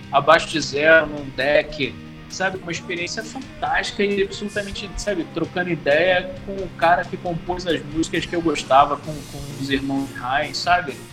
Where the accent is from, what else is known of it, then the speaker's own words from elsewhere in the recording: Rio de Janeiro, Brazil; a gente vem de classe média baixa, é, Zona Norte, Baixada, né? O Vital é da Baixada, eu sou da Baixada, moro